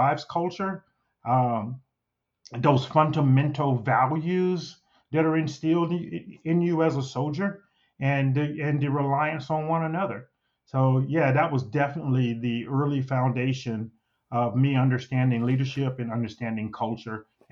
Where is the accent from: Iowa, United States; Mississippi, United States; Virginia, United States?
Mississippi, United States; moved away; my oldest memories is actually being in kindergarten in Mississippi.